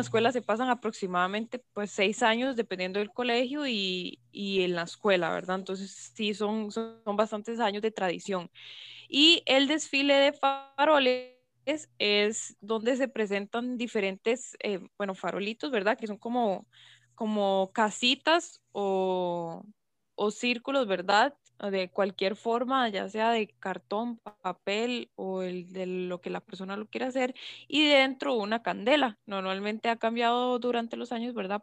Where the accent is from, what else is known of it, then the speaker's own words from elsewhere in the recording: Costa Rica; lo que tanto nos identifica como costarricenses